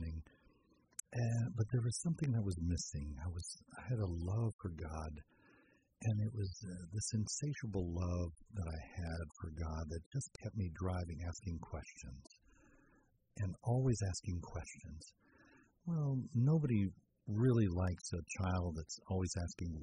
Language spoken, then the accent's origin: English; Arraiján, Panamá Oeste, Panama; moved away; Growing up, I grew up in Panama.